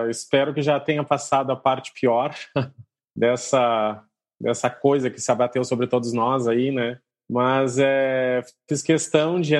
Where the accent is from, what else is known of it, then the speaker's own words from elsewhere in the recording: Porto Alegre, Rio Grande do Sul, Brazil; also born or lived in Pernambuco; now in Recife, Brazil; eu sou lá de Porto Alegre, mas estou aqui para Pernambuco